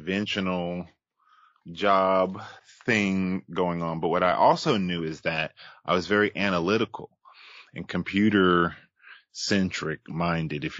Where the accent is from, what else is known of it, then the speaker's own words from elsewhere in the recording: Charlotte, North Carolina, United States; born and raised in Charlotte, North Carolina